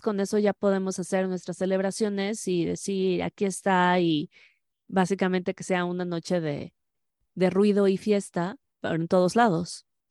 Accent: Mexico; lo maravilloso de México es que aquí decimos

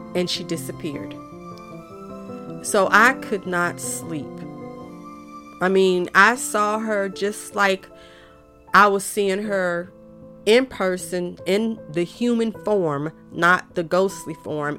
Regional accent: Raleigh, North Carolina, United States; also born or lived in Fuquay-Varina, North Carolina; When we moved from Fuquay, we moved to Raleigh and we was living in this gray house

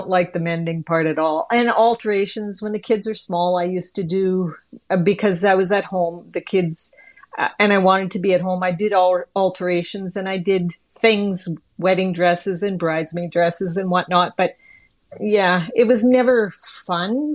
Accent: Rainy River, Ontario, Canada; accent: Canadian; also born or lived in Baudette, Minnesota; now in Manitoba, Canada; my parents lived in Rainy River, Ontario. The hospital was in Bedette, Minnesota.

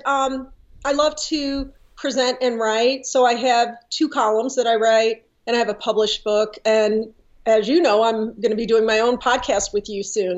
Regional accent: St. Louis, Missouri, United States; I was born and raised in St. Louis

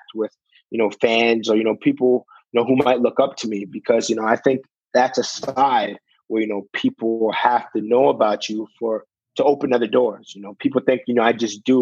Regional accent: Canada; young boy in Canada

